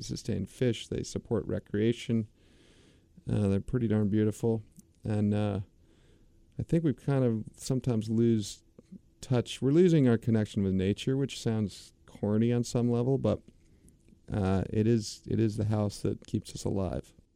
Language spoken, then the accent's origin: English; United States; As the American public